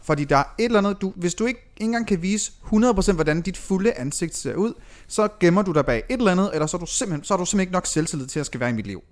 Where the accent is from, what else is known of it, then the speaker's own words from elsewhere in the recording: Aalborg, North Denmark Region, Denmark; moved away as an adult; also born or lived in Aarhus; jeg er født og opvokset i Aalborg